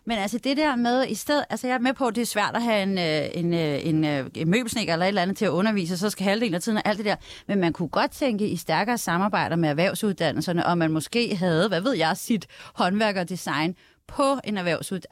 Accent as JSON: {"language": "Danish", "country": "Denmark", "said": "Det er jeg stolt af som dansker"}